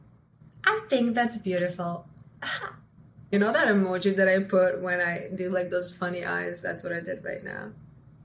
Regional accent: Croatia; also born or lived in United States; now in Miami, United States; I'm from Croatia

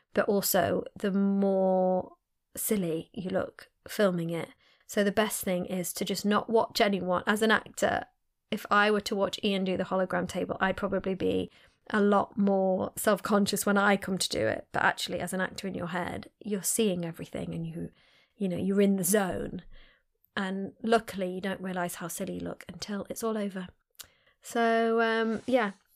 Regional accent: Sheffield, Yorkshire and the Humber, United Kingdom; I was born in Sheffield, I'm from Sheffield.

